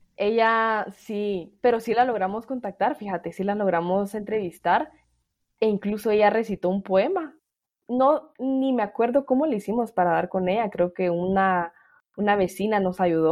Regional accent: El Salvador; yo soy salvadoreña

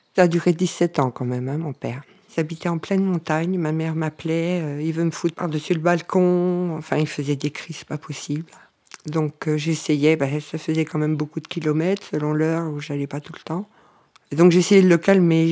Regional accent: Nord, Hauts-de-France, France; moved away as an adult; now in Cévennes, France; je viens du Nord, ça fait 20 ans que je suis dans les Cévennes

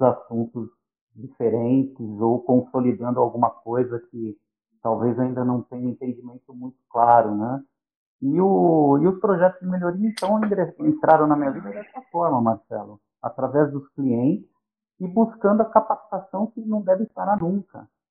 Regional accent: São Paulo, Brazil; now in São Bernardo do Campo, Brazil; Eu nasci em São Paulo, nasci em Moema, e morei em Moema até os 11 anos, depois fui para o Jardim Aeroporto, onde eu fiquei

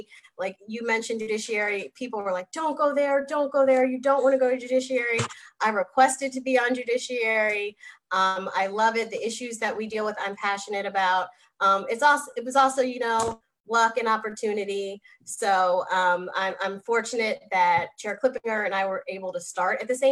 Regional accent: Howard County, Maryland, United States; also born or lived in Montgomery County, Maryland; I was born and raised in Howard County

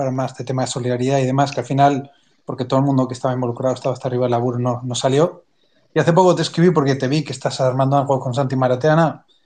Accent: Spain; moved away as an adult; now in Argentina; Yo soy español, vine en finales del 19 aquí a Argentina

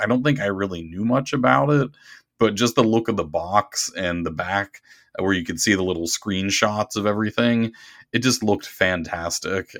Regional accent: Pittsburgh, Pennsylvania, United States; I grew up in the Pittsburgh area

